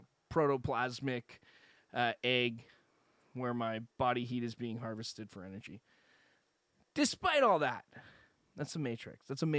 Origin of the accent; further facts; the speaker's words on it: West Coast, Canada; accent: West Coast Canadian; I think my Canadian accent is worse than most other people's fake Canadian accents. I don't think I have one. I think mine is more almost... Mine is as washed a Canadian accent as you're going to get. It is a West Coast Canadian accent.